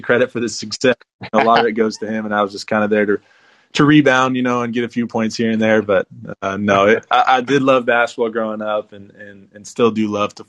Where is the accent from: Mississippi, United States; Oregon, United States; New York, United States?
Oregon, United States; Portland; So I'm from Portland, Oregon. Grew up there my whole life.